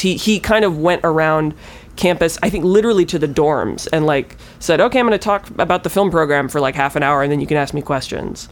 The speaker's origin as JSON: {"language": "English", "area": "near Milwaukee", "region": "Wisconsin", "country": "United States", "also_born_or_lived": "Los Angeles", "moved": "as an adult", "said": "I'm from Wisconsin, close-ish to Milwaukee"}